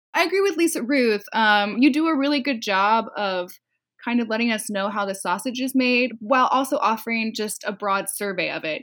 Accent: Los Angeles, California, United States; now in San Francisco, United States; I was born and raised in Southern California in Los Angeles

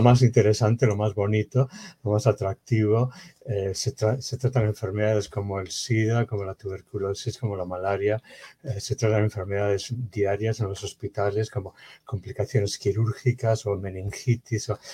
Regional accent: Bilbao, Basque Country, Spain; moved away; De España, de la nací en Bilbao, en el norte de España.

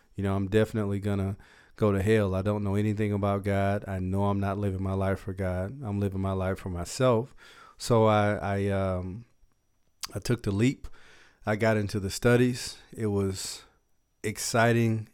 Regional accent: Dallas, Texas, United States; Dallas, Texas is my hometown, uh, the area where we are now. So, um, I grew up in South Dallas

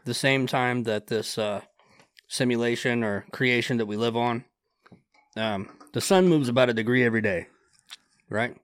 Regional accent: Grass, Ohio, United States; I grew up in Grass, Ohio

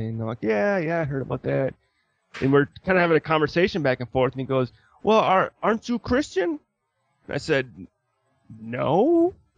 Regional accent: Wisconsin, United States; moved away as an adult; now in Utah, United States; I'm from Wisconsin.

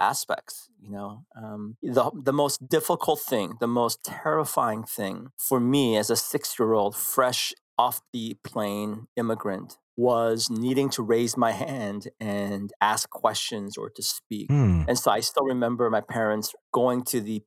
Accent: San Francisco, California, United States; born or raised there; English is a second language; also born or lived in Korea

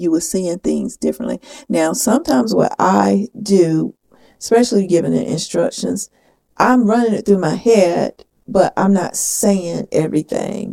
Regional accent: the South, United States; accent: southern; my southern accent

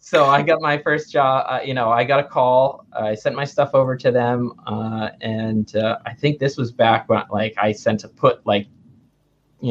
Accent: Massachusetts, United States; moved away as an adult; also born or lived in California; I grew up in Massachusetts

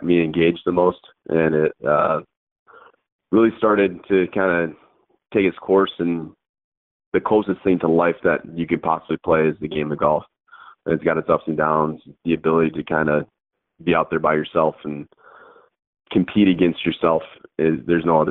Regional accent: Michigan, United States; growing up in Michigan

